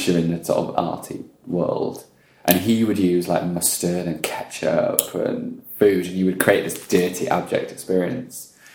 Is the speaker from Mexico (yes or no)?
no; Welsh, Wales, United Kingdom; now in Australia; I am Welsh